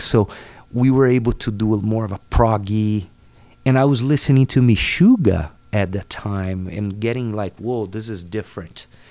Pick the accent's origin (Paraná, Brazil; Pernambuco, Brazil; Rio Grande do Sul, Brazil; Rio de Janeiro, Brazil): Paraná, Brazil; Cambará; English is a second language; moved away; I grew up in Cambará, which is in the south of Brazil, in the state called Paraná. Small town.